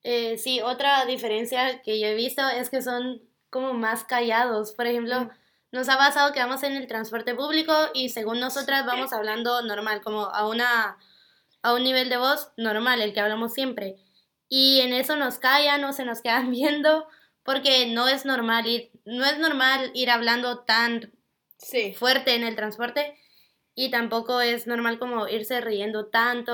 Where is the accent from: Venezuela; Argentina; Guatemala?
Guatemala; now in Singapore; de Guatemala